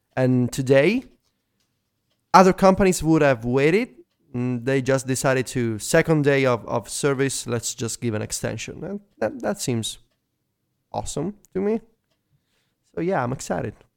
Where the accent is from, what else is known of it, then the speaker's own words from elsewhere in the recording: Italy; accent: Italian; English is a second language; my first language is not English.